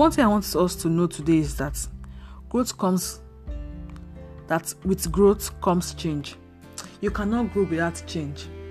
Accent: Nigeria; I'm a Nigerian, and I live in Nigeria

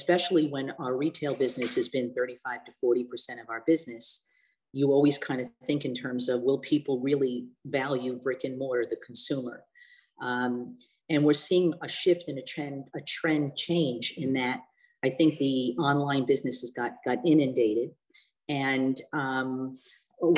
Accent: New York City, New York, United States; now in Rochester, United States; growing up in Brooklyn

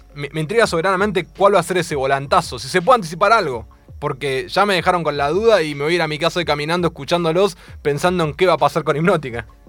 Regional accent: Mar del Plata, Buenos Aires Province, Argentina; moved away; Yo soy de Mar del Plata eh, originariamente

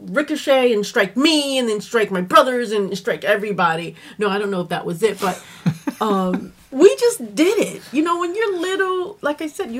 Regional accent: Louisiana, United States; we're originally from Louisiana, and when we moved here

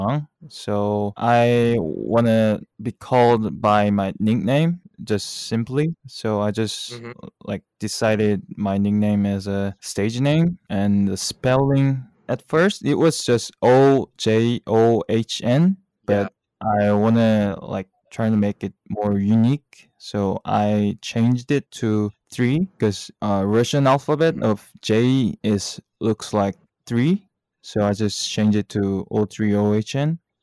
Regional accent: Seoul, South Korea; We're both from Seoul, South Korea.

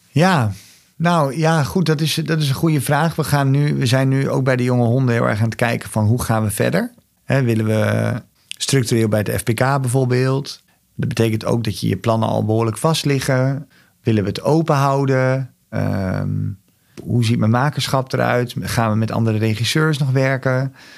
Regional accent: Overijssel, Netherlands; het is mijn geboortegrond ik voel me hier thuis

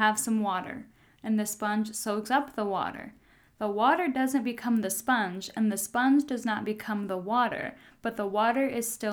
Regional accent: United States; I'm an American

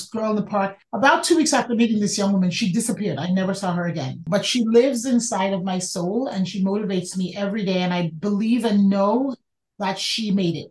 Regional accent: New York City, New York, United States; I grew up in the Bronx

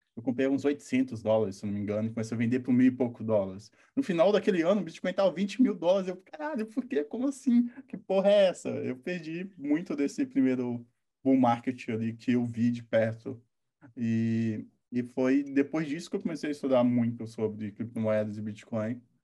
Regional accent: interior of Minas Gerais, Brazil; eu sou interior de Minas, 10 mil habitantes

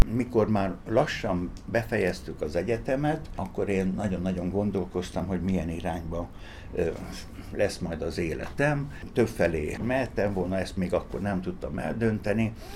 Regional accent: Szeged, Csongrád-Csanád, Hungary; Tőzsgyőkeres Szegedi vagyok

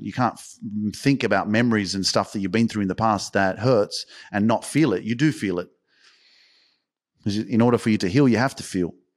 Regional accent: Australia; I'm freaking from Australia

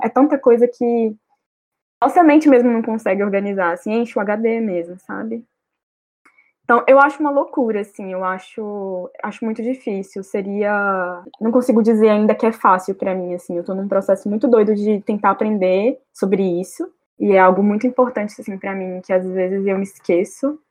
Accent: interior of Minas Gerais, Brazil; moved away; Eu venho de uma cidade do interior, de Minas Gerais

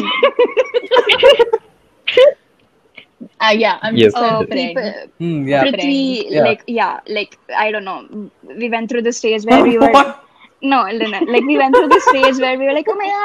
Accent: India; I was born in India

